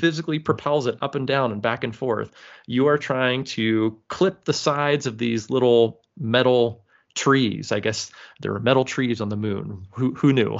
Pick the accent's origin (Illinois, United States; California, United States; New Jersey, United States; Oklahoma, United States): California, United States; moved away as an adult; now in Michigan, United States; I'm born and raised and lived in California until about, I don't know, maybe twelve, thirteen, fourteen years ago now, when my wife and I moved to Michigan